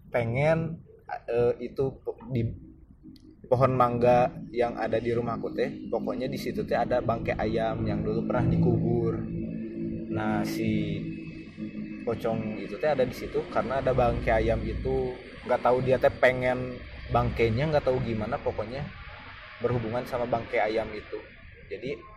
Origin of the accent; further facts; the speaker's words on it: Java, Indonesia; saya asli Jawa